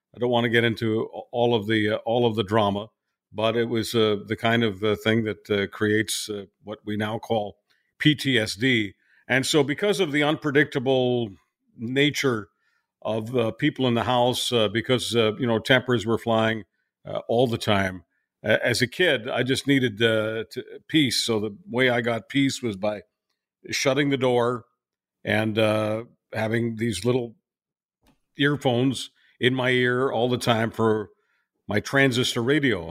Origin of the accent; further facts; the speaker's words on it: Montreal, Quebec, Canada; moved away as an adult; also born or lived in Budapest, Hungary / Calgary; technically Budapest is my hometown, but Montreal is a town I was raised in.